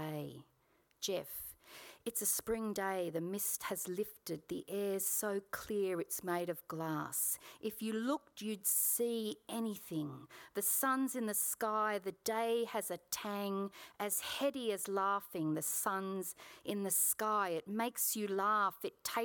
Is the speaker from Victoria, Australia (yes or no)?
no; Sydney, New South Wales, Australia; I was born in Paddington Women's Hospital in Sydney, and I spent my childhood in the southern Sydney suburb of Kogarah